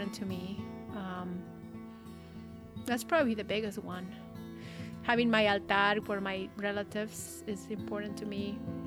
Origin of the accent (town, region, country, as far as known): Mexico; now in Salinas, United States